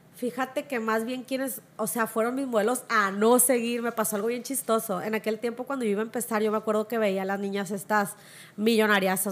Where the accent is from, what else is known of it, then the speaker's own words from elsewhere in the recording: Culiacán, Sinaloa, Mexico; yo soy del Infonavit Humaya, crecí a la tierra que me vio nacer